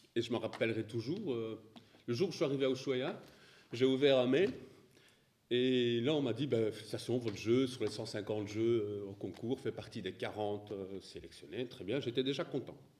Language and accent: French; Belgium; je suis belge